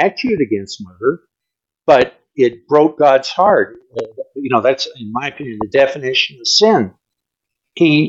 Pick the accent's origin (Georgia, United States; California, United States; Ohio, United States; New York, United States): California, United States; Los Angeles; I grew up on Crenshaw Boulevard in L.A.